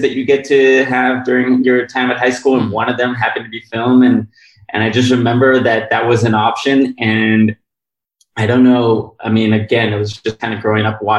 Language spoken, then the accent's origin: English; Israel; moved away; I grew up in Israel, and that, which is where I am now